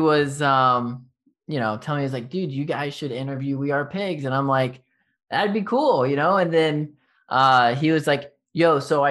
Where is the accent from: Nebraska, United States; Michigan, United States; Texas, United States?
Texas, United States; accent: Texas; my Texas accent